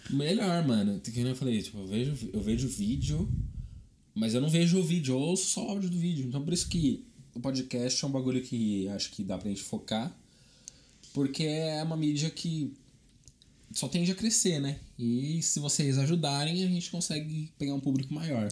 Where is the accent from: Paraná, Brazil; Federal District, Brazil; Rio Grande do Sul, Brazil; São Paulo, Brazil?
São Paulo, Brazil; Rio Claro; Eu estudei quando eu era pequeno aqui em Rio Claro.